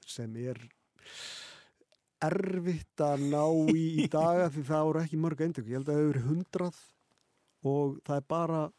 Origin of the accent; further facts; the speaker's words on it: Patreksfjörður, Westfjords, Iceland; ég er sérst frá Patricksfyrði